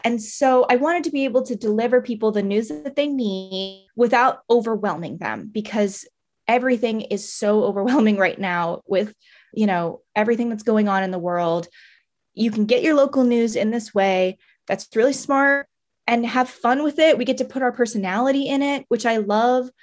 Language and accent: English; Maryland, United States; moved away as an adult; now in Tampa, United States; I grew up in Maryland my whole life